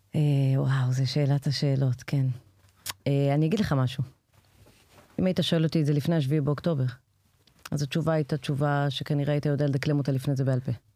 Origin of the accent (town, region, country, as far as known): Israel